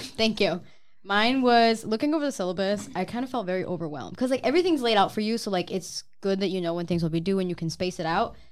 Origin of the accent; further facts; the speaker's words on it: Saginaw, Michigan, United States; I'm from here in Saginaw